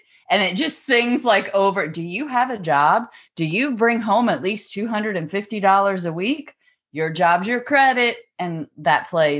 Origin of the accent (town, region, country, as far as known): Dallas, Texas, United States; born or raised there